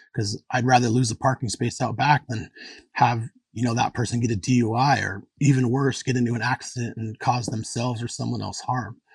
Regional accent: Anchorage, Alaska, United States; I grew up in Anchorage and it really is a small town.

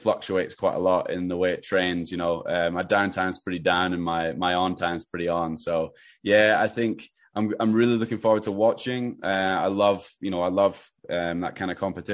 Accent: Edinburgh, Scotland, United Kingdom; moved away as an adult; also born or lived in Albuquerque, New Mexico; I grew up in Edinburgh

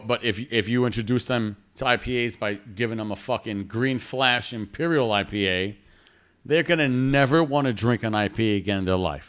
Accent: New York, United States; we're from New York

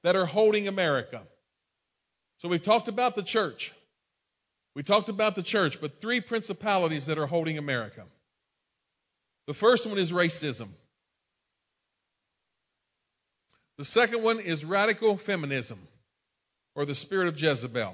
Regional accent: Maryland, United States; I was born and raised in Maryland

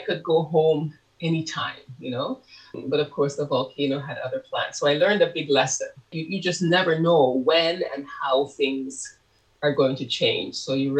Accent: Canada; also born or lived in Harris's, Montserrat; And I also included my experiences growing up in Canada once I immigrated there.

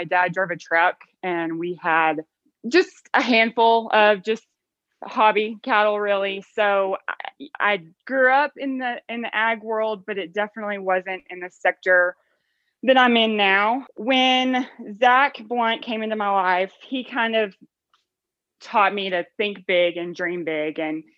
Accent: Texas, United States; I am from Loxahatchee, Texas. Was a little town, it's kind of more of a suburb now, south of Dallas.

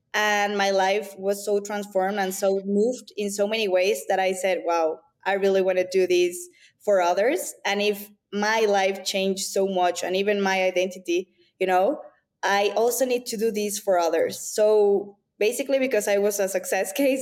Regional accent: Mexico City, Mexico; moved away as an adult; also born or lived in New York; I was born and raised in Mexico City. I am Mexican and Latin

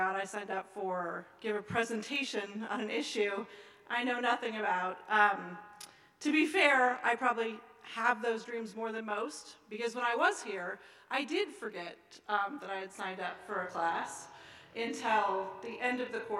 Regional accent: Seattle, Washington, United States; my hometown of Seattle

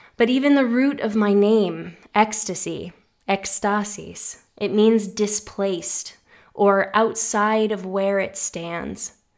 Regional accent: Massachusetts, United States; nor were we part of a Greek American community where I grew up in Massachusetts

